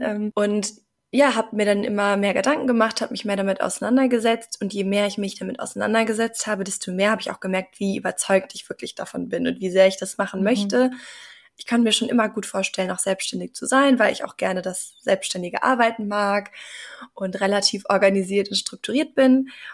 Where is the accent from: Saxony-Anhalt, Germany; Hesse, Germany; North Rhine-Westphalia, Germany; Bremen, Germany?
North Rhine-Westphalia, Germany; Bonn; moved away as an adult; also born or lived in Mannheim / Norway; ich komme ursprünglich aus Bonn, habe da mein Abitur gemacht